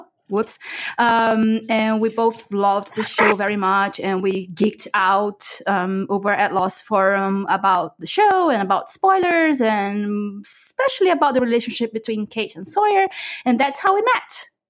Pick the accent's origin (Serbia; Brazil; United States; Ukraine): Brazil; now in United Kingdom; the other half. I am from Brazil, but I live in the UK.